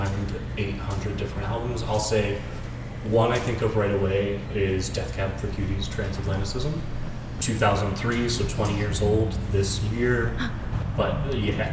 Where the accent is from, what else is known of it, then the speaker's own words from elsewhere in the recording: Amherst, Ohio, United States; I'm from Amherst. It's about halfway between here and Cleveland